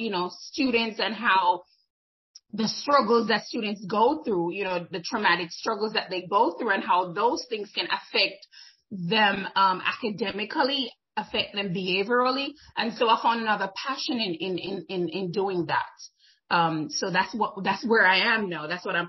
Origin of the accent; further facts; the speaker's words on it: Jamaica; moved away as an adult; now in United States; I'm originally from Jamaica